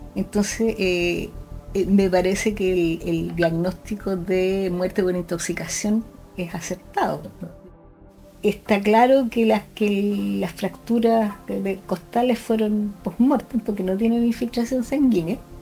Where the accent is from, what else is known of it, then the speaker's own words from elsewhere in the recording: Concepción, Biobío, Chile; nací en Concepción, estudié medicina en la Universidad de Concepción